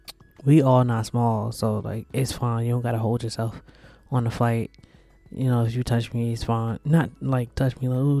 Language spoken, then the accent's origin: English; New Jersey, United States; I'm from New Jersey